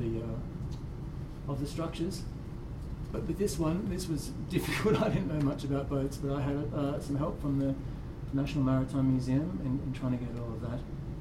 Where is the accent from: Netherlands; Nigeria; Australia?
Australia; Tasmania; I grew up in Tassie